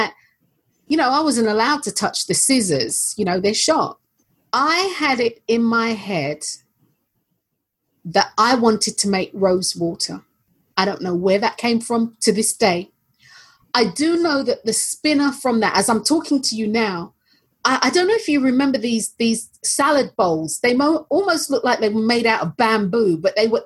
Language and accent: English; London, United Kingdom; I was born and raised in North London